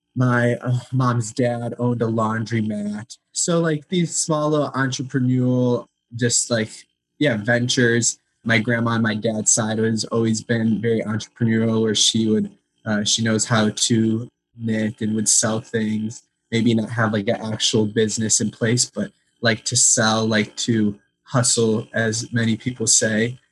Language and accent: English; Chicago, Illinois, United States; I grew up in Chicago, Illinois, and I was always very active in the Ukrainian community.